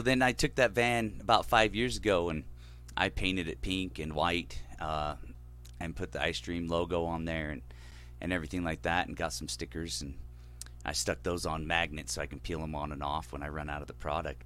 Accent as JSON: {"language": "English", "region": "California", "country": "United States", "tie": "born or raised there", "moved": "yes", "lives_now": "Sugar County", "said": "we grew up in California"}